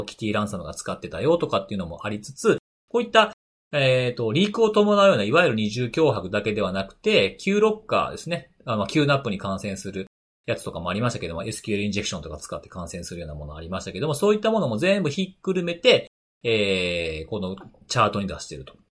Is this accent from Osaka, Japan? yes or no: yes; Osaka, Japan; born or raised there